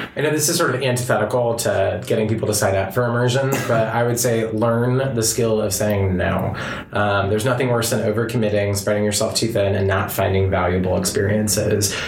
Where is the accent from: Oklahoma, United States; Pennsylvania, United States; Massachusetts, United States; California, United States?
California, United States; Southern; I was raised in Southern California in relative privilege